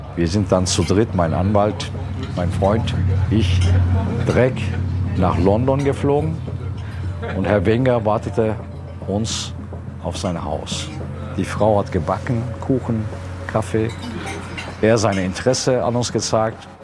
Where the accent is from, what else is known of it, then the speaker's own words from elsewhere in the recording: Turkey; now in Germany; Ich bin Türke